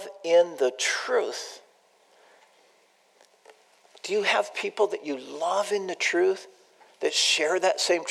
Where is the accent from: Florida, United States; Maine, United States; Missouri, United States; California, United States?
California, United States; San Diego; I grew up in San Diego